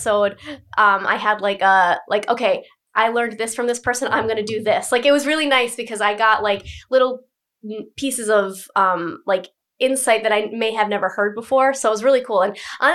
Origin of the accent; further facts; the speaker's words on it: Cumberland, Rhode Island, United States; also born or lived in Boston / Franklin, Massachusetts / Providence; I'm from Cumberland, which is like northern